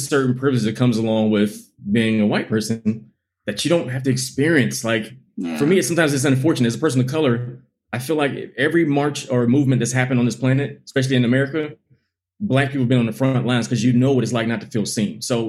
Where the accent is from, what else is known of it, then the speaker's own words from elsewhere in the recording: United States; Like, I'm only African-American in this country. When I go somewhere else, I'm American.